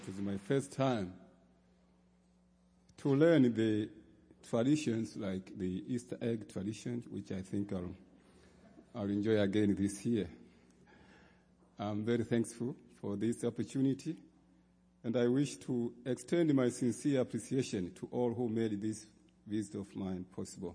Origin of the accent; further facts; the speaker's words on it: Tanzania; I come from the Diocese of Western Tanganyika in Tanzania.